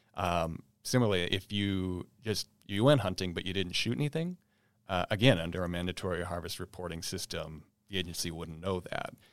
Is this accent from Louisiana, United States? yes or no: no; East Grand Forks, Minnesota, United States; also born or lived in Round Lake, west central Minnesota; I grew up in East Grand Fork